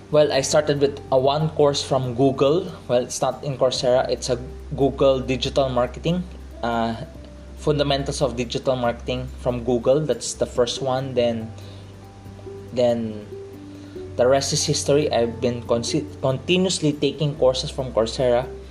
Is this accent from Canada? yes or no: no; Philippines; I'm from the Philippines. I'm a Filipino. I'm from the Philippines.